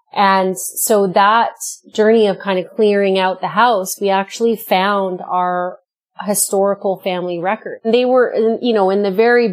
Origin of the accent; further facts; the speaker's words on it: Vancouver, British Columbia, Canada; I grew up in Metro Vancouver, and so I was raised